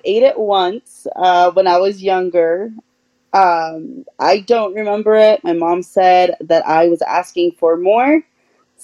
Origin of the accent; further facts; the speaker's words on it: Utah, United States; also born or lived in Peru; now in Colorado, United States; my parents brought me to Utah when I was 8 months old